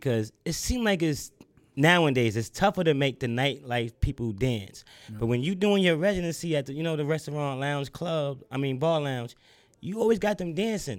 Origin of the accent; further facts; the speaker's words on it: New York, United States; now in Atlanta, United States; I'm from New York.